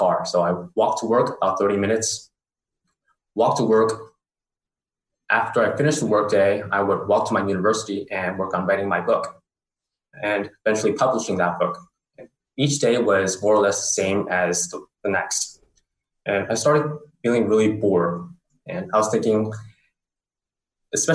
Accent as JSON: {"language": "English", "town": "San Francisco", "region": "California", "country": "United States", "tie": "born or raised there", "also_born_or_lived": "Bangkok, Thailand", "moved": "as an adult", "said": "I'm originally from San Francisco, California"}